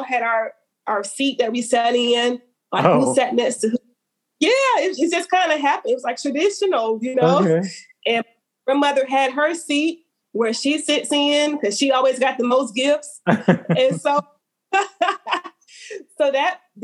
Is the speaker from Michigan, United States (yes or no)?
no; Alabama, United States; So I have nothing negative to say about my home state.